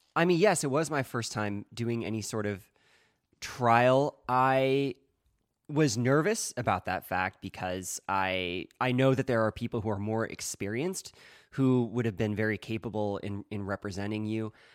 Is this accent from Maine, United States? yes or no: no; Eugene, Oregon, United States; now in California, United States; I was from Eugene, Oregon originally